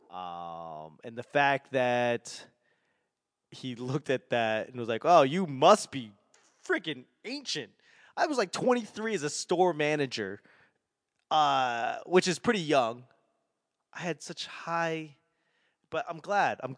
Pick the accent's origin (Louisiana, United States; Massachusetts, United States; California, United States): Massachusetts, United States; Boston; accent: Boston; I have to remember Nevada is not the way I want to say it because that's so Boston.